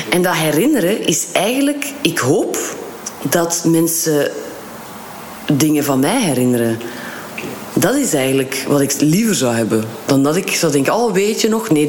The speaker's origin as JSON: {"language": "Dutch", "town": "Kortrijk", "region": "West Flanders", "country": "Belgium", "also_born_or_lived": "Leuven", "lives_now": "Antwerp, Belgium", "said": "Ja, ik ben van Kortrijk."}